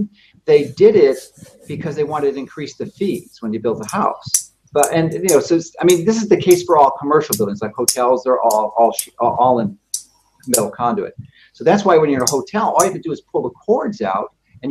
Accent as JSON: {"language": "English", "town": "Chicago", "region": "Illinois", "country": "United States", "tie": "born or raised there", "said": "I'm happen to have been born and raised in Chicago"}